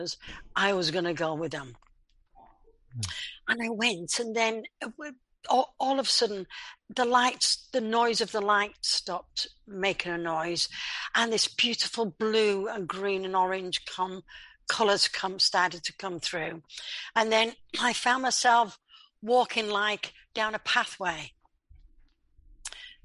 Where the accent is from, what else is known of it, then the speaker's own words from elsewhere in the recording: Leeds, Yorkshire and the Humber, United Kingdom; I was born in England in a place called Leeds